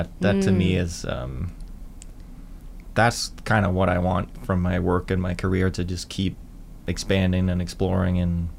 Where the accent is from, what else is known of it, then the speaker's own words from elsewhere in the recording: Denmark; I grew up in Denmark in not a town, not a village, but like a hamlet, I guess, like, you know, kind of a chicken farm.